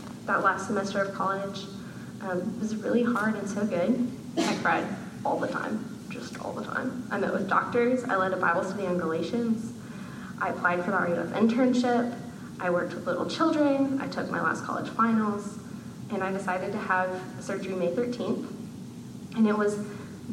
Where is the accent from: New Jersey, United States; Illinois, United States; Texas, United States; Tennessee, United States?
Tennessee, United States; Chattanooga; I'm from Chattanooga, Tennessee